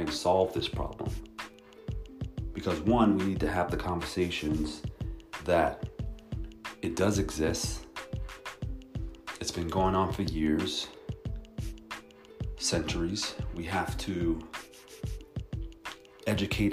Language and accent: English; New York, United States; now in Palo Alto, United States; growing up in New York and being out here in California